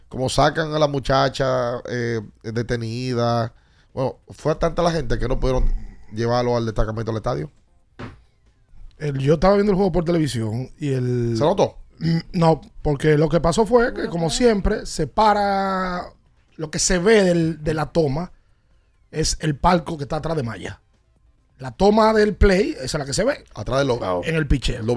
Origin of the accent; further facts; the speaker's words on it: Dominican Republic; Como típico dominicano, todo el mundo sabe por qué, aunque no sepa, y cómo, aunque no sepa.